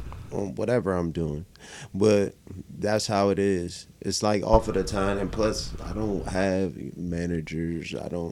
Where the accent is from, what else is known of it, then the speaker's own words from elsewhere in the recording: Maryland, United States; also born or lived in Washington, D.C. / Virginia; I'm from Maryland, bro.